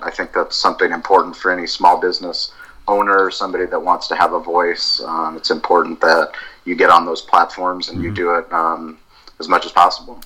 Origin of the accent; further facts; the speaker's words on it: San Diego, California, United States; also born or lived in Colorado; I grew up in San Diego